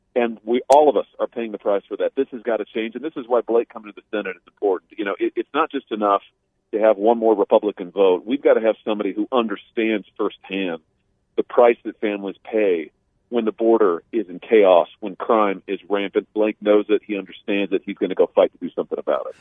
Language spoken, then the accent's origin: English; Missouri, United States; my home state of Missouri